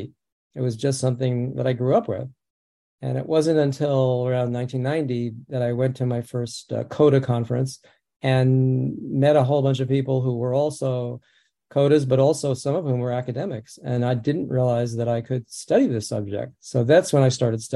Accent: New York City, New York, United States; first language American Sign Language; I grew up in the Bronx.

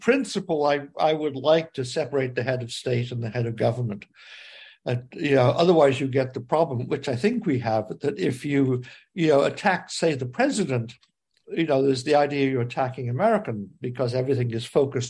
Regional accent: Liverpool, North West England, United Kingdom; I grew up in Liverpool, England.

